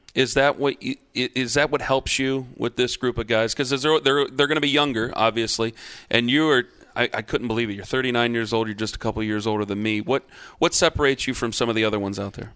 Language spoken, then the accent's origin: English; Canton, Ohio, United States; I grew up in Canton